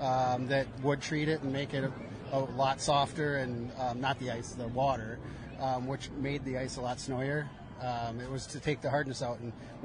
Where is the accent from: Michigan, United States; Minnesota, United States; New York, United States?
Minnesota, United States; accent: Minnesota; moved away as an adult; now in Pittsburgh, United States; in my hometown in Minnesota.